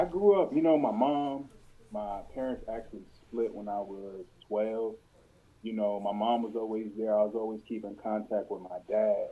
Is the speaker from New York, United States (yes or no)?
no; Maryland, United States; also born or lived in Georgia / Baltimore, Maryland; I grew up in Atlanta for a while, too, you know, in Georgia, a small town over there, you know, and then we moved up here to Maryland when I was 12